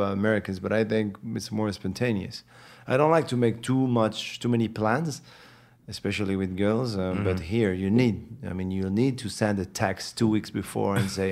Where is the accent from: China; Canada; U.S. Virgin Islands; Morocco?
Morocco; Casablanca, Casablanca-Settat; English is a second language; moved away; also born or lived in France / Los Angeles, United States; I grew up in Morocco in a street where people would come right in front of my building